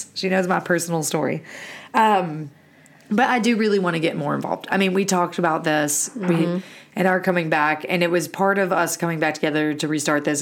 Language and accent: English; Alabama, United States; moved away; growing up in Alabama, which is a very tornado prone area